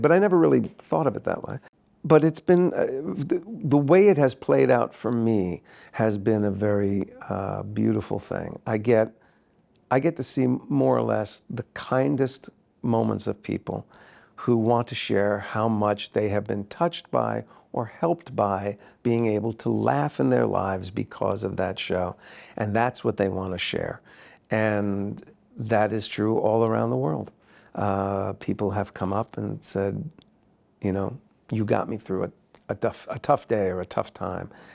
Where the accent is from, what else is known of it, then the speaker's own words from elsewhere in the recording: New Jersey, United States; I grew up in New Jersey